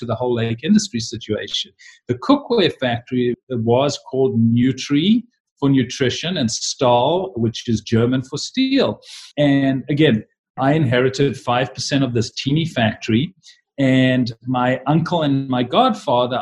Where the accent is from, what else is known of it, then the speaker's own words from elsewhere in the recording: Cape Town, Western Cape, South Africa; moved away as an adult; now in United States; I was born in Cape Town, South Africa